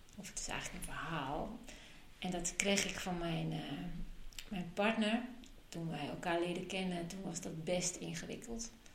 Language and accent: Dutch; Amsterdam, North Holland, Netherlands; now in Friesland, Netherlands; Ik ben opgegroeid in Amsterdam